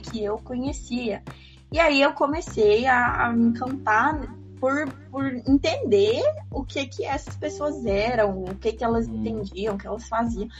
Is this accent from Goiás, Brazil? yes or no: yes; Goiás, Brazil; Eu tenho 20 anos, eu sou goiana